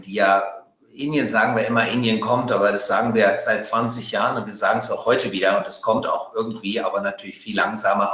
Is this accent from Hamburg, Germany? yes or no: no; Bavaria, Germany; als Bayer